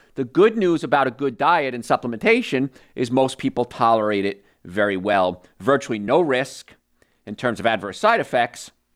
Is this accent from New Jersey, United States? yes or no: yes; New Jersey, United States; I grew up in New Jersey, and I grew up in a place called Cancer Alley